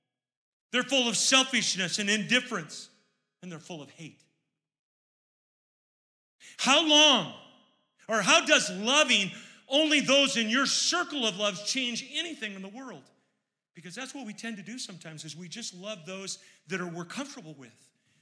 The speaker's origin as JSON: {"language": "English", "town": "Baltimore", "region": "Maryland", "country": "United States", "said": "I'm from Baltimore. And in Baltimore, we don't have those kind of people."}